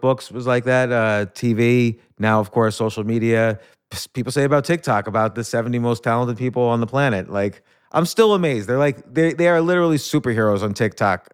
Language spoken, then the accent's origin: English; New York, United States; I was born in New York.